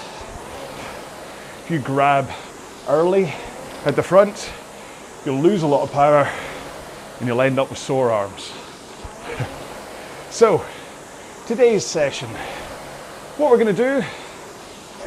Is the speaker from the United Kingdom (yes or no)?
yes; Scotland, United Kingdom; accent: Scottish